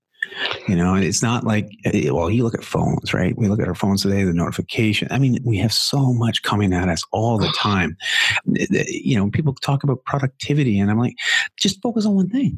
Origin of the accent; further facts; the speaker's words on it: Canada; accent: Canadian; my Canadian accent